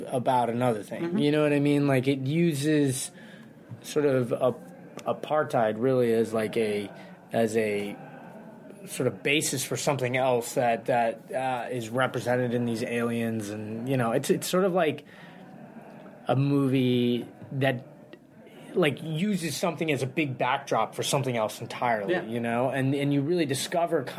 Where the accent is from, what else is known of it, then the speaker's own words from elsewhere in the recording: Santa Ynez, California, United States; also born or lived in Massachusetts / Los Angeles; I grew up in Santa Ynez, just north of Santa Barbara.